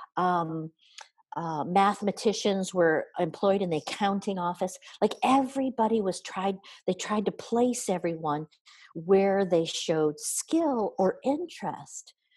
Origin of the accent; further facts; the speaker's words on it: near Kalamazoo, Michigan, United States; I grew up in um, Cal- near Kalamazoo, Michigan so southern Michigan, uh, about halfway between Detroit, uh, Detroit and Chicago